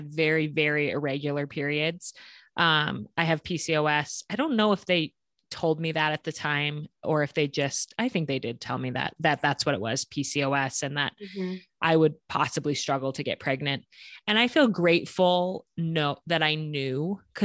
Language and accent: English; Colorado, United States; now in Hailey, United States; I grew up in Colorado, which is also a beautiful state.